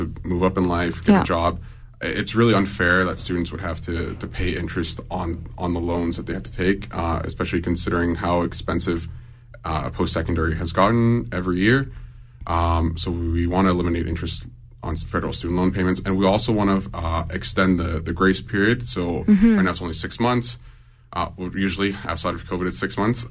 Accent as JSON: {"language": "English", "town": "Lethbridge", "region": "Alberta", "country": "Canada", "tie": "born or raised there", "also_born_or_lived": "Colombia", "moved": "yes", "lives_now": "Calgary, Canada", "said": "So I was born in Colombia. I moved to Canada when I was 7. I grew up in southern Alberta in Lethbridge"}